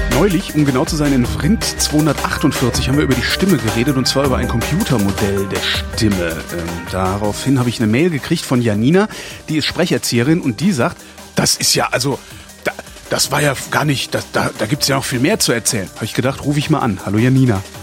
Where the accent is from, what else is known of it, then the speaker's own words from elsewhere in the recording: Cologne, North Rhine-Westphalia, Germany; Ich bin halt Kölner und mhm. konnte Kirche schlecht von Kirsche unterscheiden